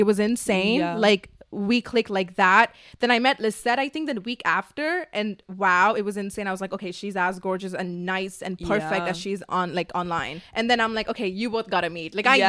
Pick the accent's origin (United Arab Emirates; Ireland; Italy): United Arab Emirates; Dubai; moved away as an adult; now in Los Angeles, United States; I'm from the Middle East